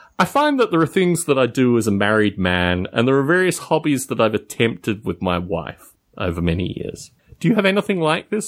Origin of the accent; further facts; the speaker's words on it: Adelaide, South Australia, Australia; moved away; growing up in Australia